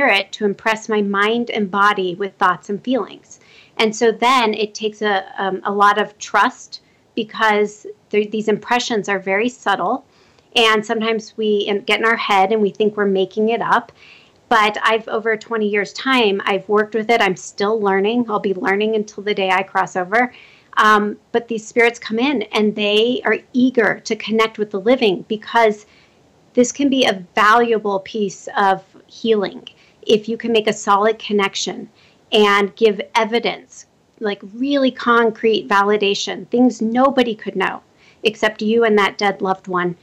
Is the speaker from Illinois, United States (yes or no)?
no; Omaha, Nebraska, United States; now in Colorado, United States; That's my hometown